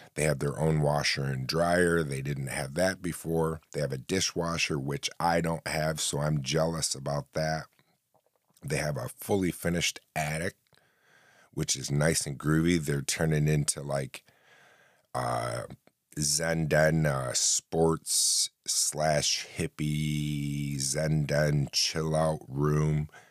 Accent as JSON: {"language": "English", "area": "upstate New York", "region": "central New York", "country": "United States", "said": "Because I live in central New York, upstate New York"}